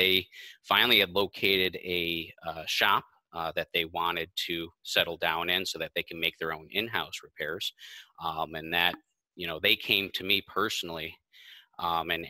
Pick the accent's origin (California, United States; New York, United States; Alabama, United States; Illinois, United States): New York, United States; Kenmore; I grew up in Kenmore, so I know the people, I know the area